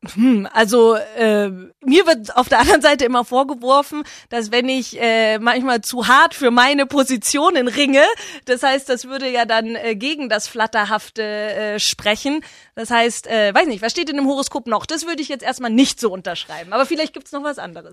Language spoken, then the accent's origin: German; Herrsching am Ammersee, Bavaria, Germany; also born or lived in Freiburg; Ich würde mich immer als Herrschingerin bezeichnen. Äh, das ist meine Heimat